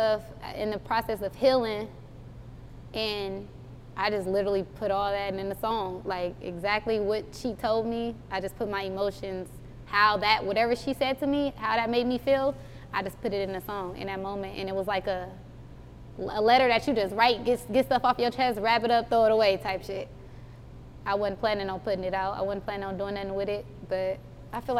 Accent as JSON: {"language": "English", "area": "the Bay Area", "region": "California", "country": "United States", "said": "I'm from the Bay"}